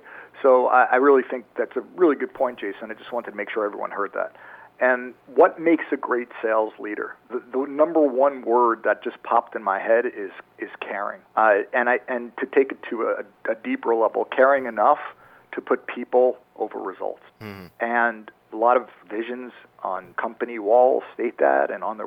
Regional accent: New York, United States; moved away as an adult; also born or lived in Maryland; Born and raised in New York, went to school down at University of Maryland

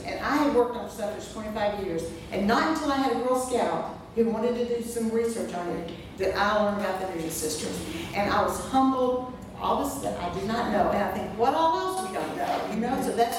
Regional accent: Brooklyn, New York, United States; I grew up in Brooklyn, New York, and one of the highlights of my youth was taking the subway into Manhattan with my mom

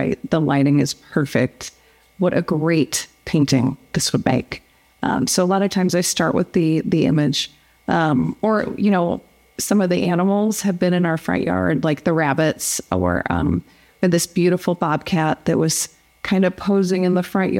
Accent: St. Louis, Missouri, United States; moved away as an adult; now in Tucson, United States; I grew up in St. Louis

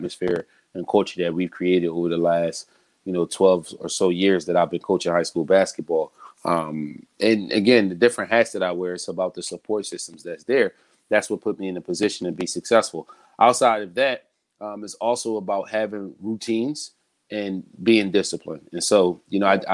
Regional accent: Philadelphia, Pennsylvania, United States; I am born and raised in Philadelphia

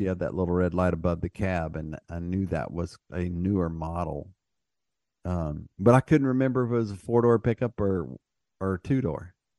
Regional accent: Texas, United States; being a Texan

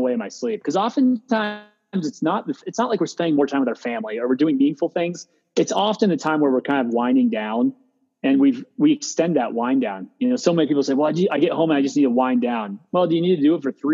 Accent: Meadville, Pennsylvania, United States; moved away; I'm from Western Pennsylvania, a small town called Meadville.

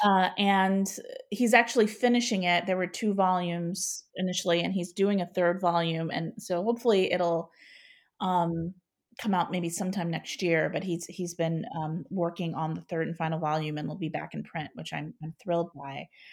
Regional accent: Ohio, United States; moved away as an adult; now in St. Louis, United States; since I'm from Ohio, when I would go home for the holidays

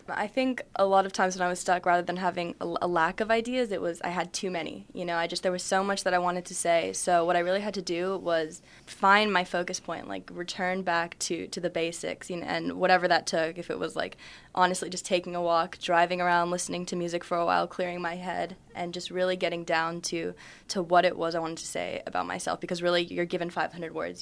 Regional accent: United States; I'm half Japanese, half Irish, so I've been to Ireland a lot. I go to Little Tokyo all the time, but, you know, I'm a, I'm American

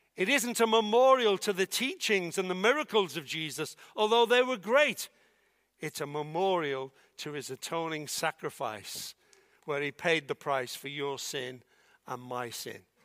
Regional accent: Liverpool, North West England, United Kingdom; I was born in Liverpool

